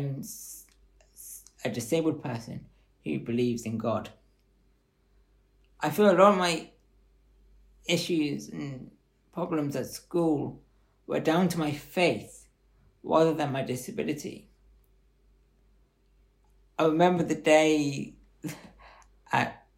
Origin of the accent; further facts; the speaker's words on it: Bath, South West England, United Kingdom; I was born here in Bath and was brought up in a Christian family